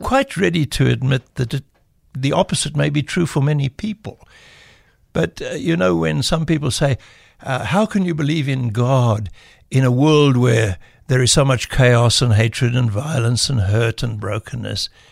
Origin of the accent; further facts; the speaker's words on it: South Africa; first language English; I grew up with the arrogance of uh, the South African English